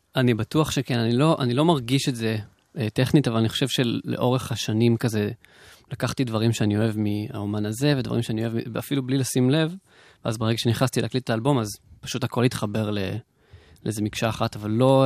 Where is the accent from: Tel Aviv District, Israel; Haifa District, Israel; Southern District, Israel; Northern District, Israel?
Southern District, Israel; the South; אני מהדרום